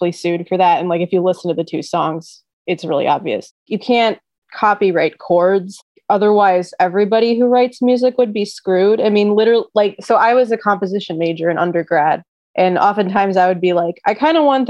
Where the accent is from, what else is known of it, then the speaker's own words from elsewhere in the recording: Detroit, Michigan, United States; as a Detroit native